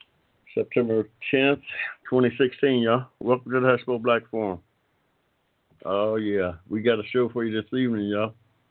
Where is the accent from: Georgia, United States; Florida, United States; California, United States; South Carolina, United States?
Georgia, United States; also born or lived in Ohio; I'm from Georgia, but I spent part of my adolescent years in Ohio. Yeah, and still got family there, family and friends.